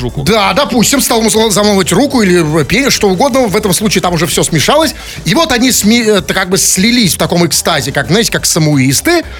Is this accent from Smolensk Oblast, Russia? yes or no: no; Saint Petersburg, Russia; как добропорядочный петербуржец